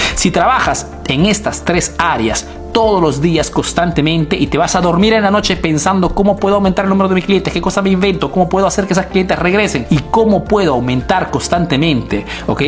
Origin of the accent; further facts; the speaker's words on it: Peru; now in Italy; soy un emprendedor peruano que vive hace negocios en Italia